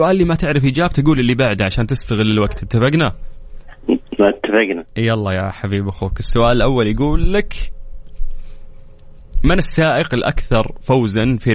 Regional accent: Jeddah, Makkah Province, Saudi Arabia; من اللي فاز عندنا في جده المره اللي فاتت؟

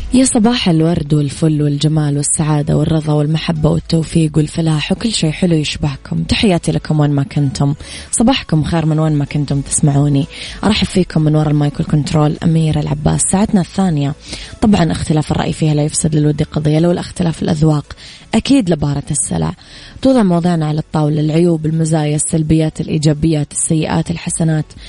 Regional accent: Mecca, Makkah Province, Saudi Arabia; أنا كمان من مكة

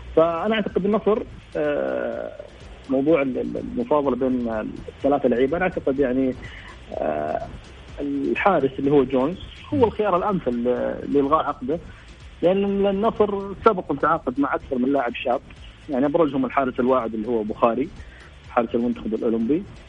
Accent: Saudi Arabia; عندنا في السعوديه

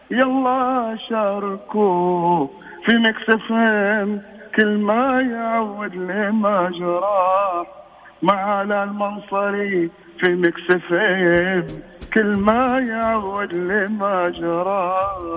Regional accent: Mecca, Makkah Province, Saudi Arabia; من مكه

